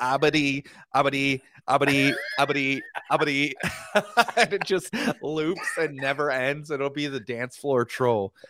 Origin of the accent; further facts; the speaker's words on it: Cincinnati, Ohio, United States; I'm from Cincinnati, Ohio